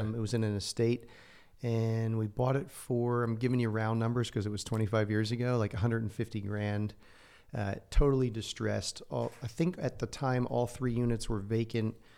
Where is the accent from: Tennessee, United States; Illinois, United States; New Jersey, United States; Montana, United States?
New Jersey, United States; moved away as an adult; also born or lived in Santa Barbara, California; I grew up in a, you know, regular h-, household, loving household in New Jersey. I grew up in North, uh, half hour outside of New York City